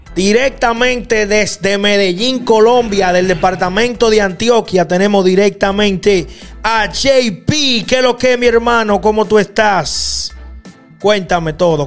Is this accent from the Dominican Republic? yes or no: yes; Dominican Republic; en República Dominicana, de donde yo soy